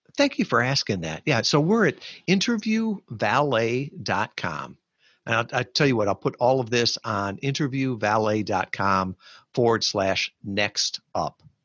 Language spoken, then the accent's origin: English; Chicago, Illinois, United States; moved away; I grew up in the Chicagoland area